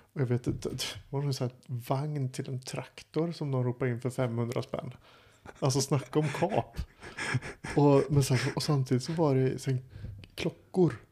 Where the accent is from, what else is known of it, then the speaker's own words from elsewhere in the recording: Sweden; moved away; Det är där jag kommer ifrån